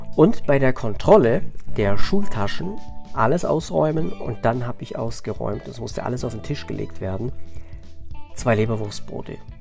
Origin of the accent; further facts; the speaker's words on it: Southern Germany, Germany; bei uns in Süddeutschland, in so einem äh, Dorf